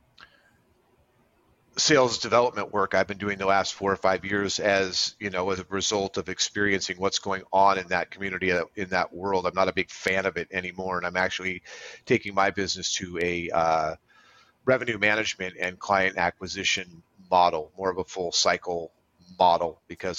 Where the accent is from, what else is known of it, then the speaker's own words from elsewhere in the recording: Silicon Valley, Bay Area, California, United States; growing up in the Silicon Valley in the Bay Area in the 80s and 90s